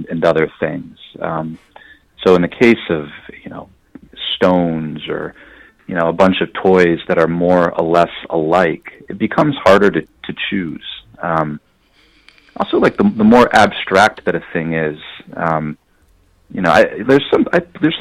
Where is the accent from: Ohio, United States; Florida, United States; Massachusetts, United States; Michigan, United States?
Michigan, United States; west side of; I grew up in Michigan. I grew up on the west side of the state